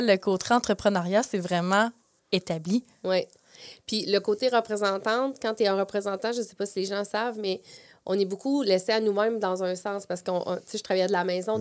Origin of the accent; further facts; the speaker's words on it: Plessisville, Quebec, Canada; moved away as an adult; now in Quebec City, Canada; je viens des Bois-Francs. Je viens mhm. de, la région de, de Plessisville